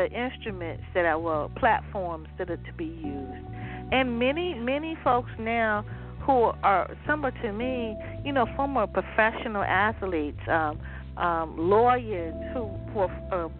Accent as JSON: {"language": "English", "town": "Waverly", "region": "Virginia", "country": "United States", "said": "Virginia, my background. I was like, you know, I'm from Waverly."}